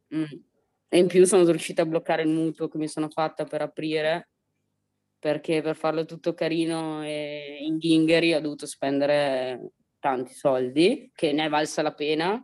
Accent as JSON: {"language": "Italian", "country": "Italy", "tie": "born or raised there", "said": "io ho sempre vissuto qua, sono nata a San Zeno"}